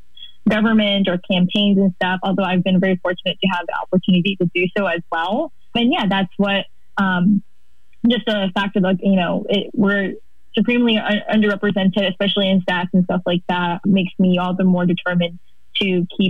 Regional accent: Fresno, California, United States; also born or lived in Merced, California; now in Sacramento, United States; I grew up in the Central Valley as a second generation Hmong American.

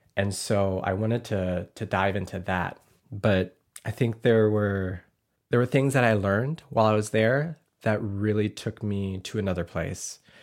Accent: Arkansas, United States; now in Portland, United States; growing up in Arkansas, I never wanted to be Laotian

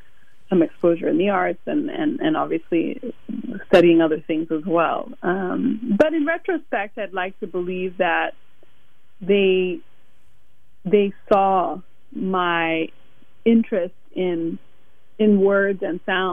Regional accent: Illinois, United States; also born or lived in Zambia / Harlem, New York City; now in New York City, United States; I'm half Ugandan and half Rwandan, so from East Africa. But I grew up mostly in Illinois, but a few years in Zambia as well. And I currently live in Harlem, New York City

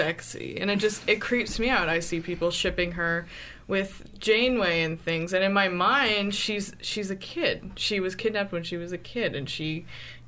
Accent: Bay Area, California, United States; I'm from the Bay Area

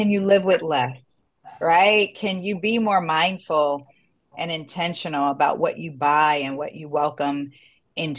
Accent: South Florida, United States; We grew up together in South Florida, and we are first gen

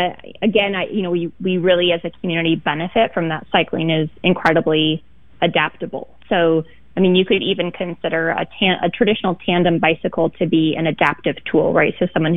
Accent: Beaver Creek, Oregon, United States; Well, I mean, Beaver Creek is a small town, sort of on the cusp of where things get pretty rural outside of Portland. If I were to characterize my childhood, it's pretty much playing outside all the time as much as I could.

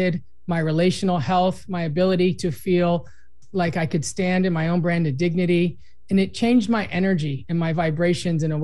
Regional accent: Los Angeles, California, United States; I grew up in Los Angeles.

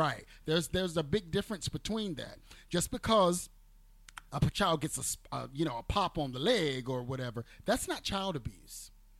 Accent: the South, United States; We're from the South.

